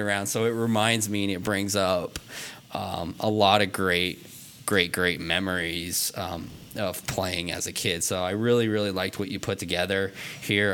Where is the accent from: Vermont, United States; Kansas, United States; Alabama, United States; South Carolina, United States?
Vermont, United States; I grew up in Vermont